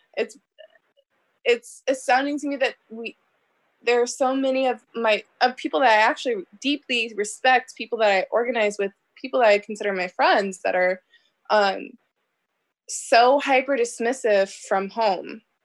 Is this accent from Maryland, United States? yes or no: no; Omaha, Nebraska, United States; also born or lived in Bellevue, Nebraska; I grew up in North Omaha